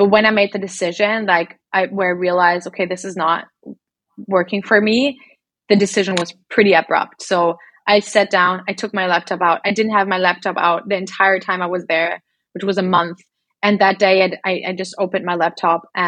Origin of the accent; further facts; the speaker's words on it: Berlin, Germany; moved away as an adult; also born or lived in Australia; I went from being in Berlin, growing up in Berlin, being in the same apartment all my life, same school all my life, to moving to Australia